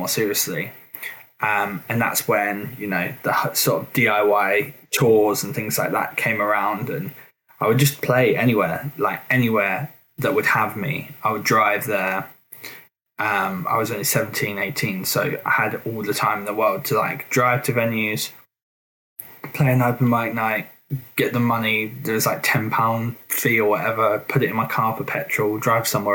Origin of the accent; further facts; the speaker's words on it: Suffolk, East of England, United Kingdom; I'm from Suffolk